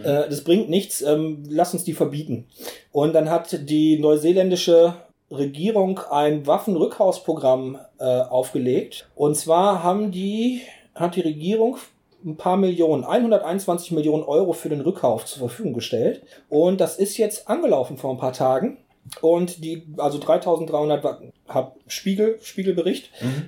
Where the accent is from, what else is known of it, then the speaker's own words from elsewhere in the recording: Essen, North Rhine-Westphalia, Germany; now in Bergisches Land, Germany; ich bin in Essen geboren